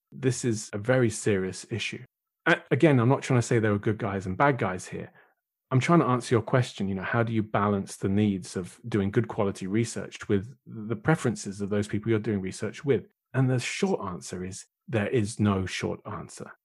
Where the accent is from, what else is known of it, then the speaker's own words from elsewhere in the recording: United Kingdom; being British